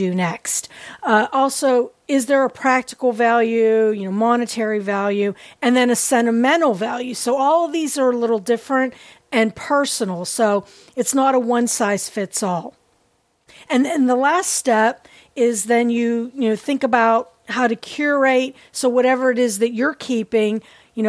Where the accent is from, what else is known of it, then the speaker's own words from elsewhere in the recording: Pittsburgh, Pennsylvania, United States; Pittsburgh, Pennsylvania, which is my hometown.